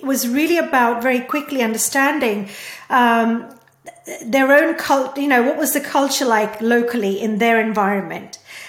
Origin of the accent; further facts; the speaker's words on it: India; born there; English is a second language; because I was born in India and, you know, because I speak Hindi and Gujarati and, you know, I have some background to Sanskrit and stuff